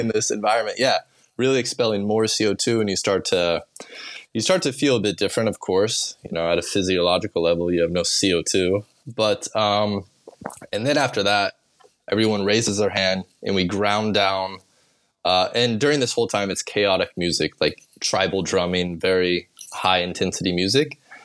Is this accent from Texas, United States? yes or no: no; Olathe, Kansas, United States; now in Bali, Indonesia; I grew up in Kansas